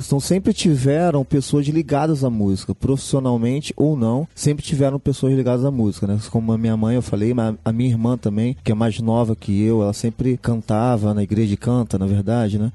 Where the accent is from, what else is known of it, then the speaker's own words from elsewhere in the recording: Baixada Fluminense, Rio de Janeiro, Brazil; Eu sou da Baixada Fluminense, um pouco afastado do centro.